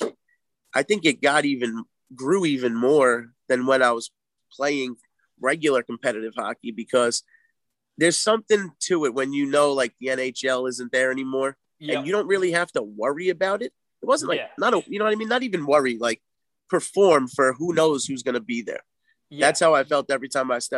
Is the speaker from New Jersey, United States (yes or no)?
yes; Bayonne, New Jersey, United States; I grew up in Bayonne, New Jersey